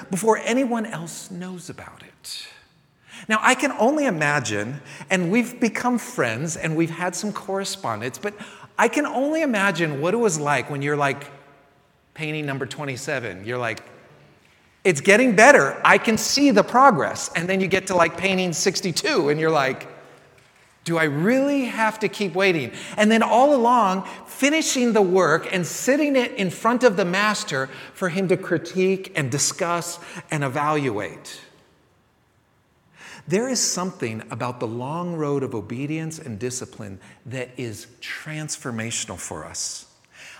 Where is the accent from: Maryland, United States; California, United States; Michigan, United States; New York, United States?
California, United States; San Francisco; now in Texas, United States; growing up in San Francisco